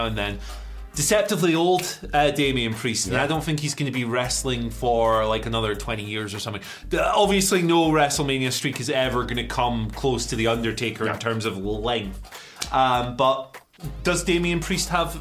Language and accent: English; Scotland, United Kingdom; I'm Scottish